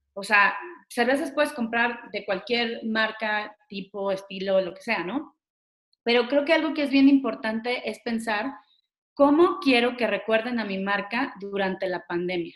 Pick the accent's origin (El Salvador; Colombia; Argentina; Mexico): Mexico; unidos como mexicanos